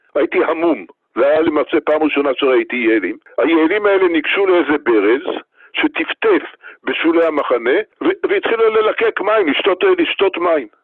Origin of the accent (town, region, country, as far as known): Tel Aviv, Tel Aviv District, Israel; born or raised there; also born or lived in Kibbutz Sasa